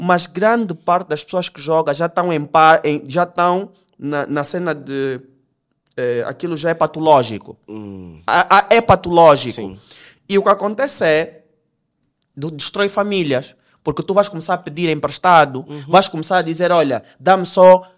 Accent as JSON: {"language": "Portuguese", "country": "Angola", "said": "nós somos angolanos"}